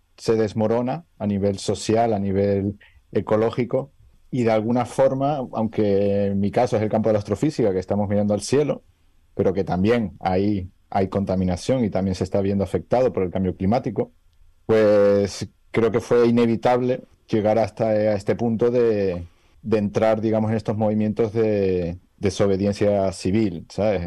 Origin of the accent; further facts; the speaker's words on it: Canary Islands, Spain; venir de una tierra donde, como Canarias, donde podemos disfrutar